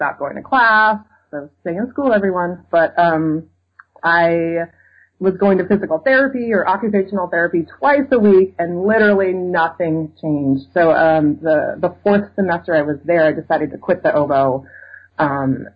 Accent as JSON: {"language": "English", "town": "Seattle", "region": "Washington", "country": "United States", "also_born_or_lived": "Illinois", "moved": "as an adult", "lives_now": "Madison, United States", "said": "I'm from Seattle originally"}